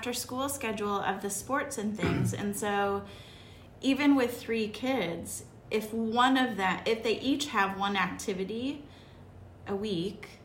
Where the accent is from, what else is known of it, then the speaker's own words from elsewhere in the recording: Midwest, United States; I grew up in the Midwest